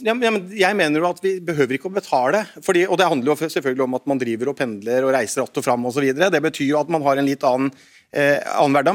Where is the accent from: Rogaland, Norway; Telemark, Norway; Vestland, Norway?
Telemark, Norway; hjemme i Telemark, som jeg kommer fra, Bamble, Porsgrunn, Skien